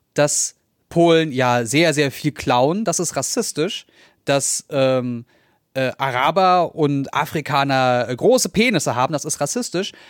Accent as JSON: {"language": "German", "region": "Berlin", "country": "Germany", "said": "Also ich bin Berliner, ich bin in Neukölln, ich, Kreuzberg habe ich 14 Jahre lang gelebt"}